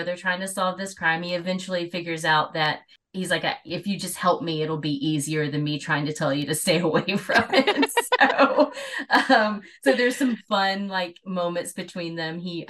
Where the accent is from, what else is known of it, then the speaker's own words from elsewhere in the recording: Atlanta, Georgia, United States; I grew up in Atlanta. There's not a big Amish community around Atlanta.